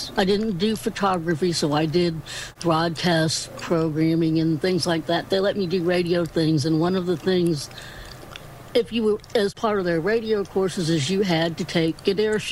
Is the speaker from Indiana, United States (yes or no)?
yes; Indiana, United States; also born or lived in Florida; I am from Indiana. Pretty much around Indianapolis, this pretty much lived in the South Side. And then when I was, five or six, we moved out to the country.